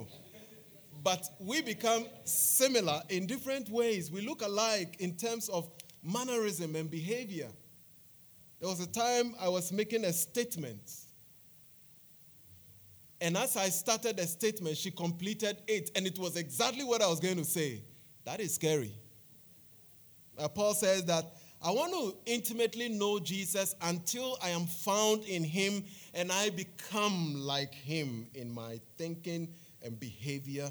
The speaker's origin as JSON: {"language": "English", "town": "Accra", "region": "Greater Accra", "country": "Ghana", "tie": "born or raised there", "said": "Bubuyashi is one of the finest suburbs in Accra"}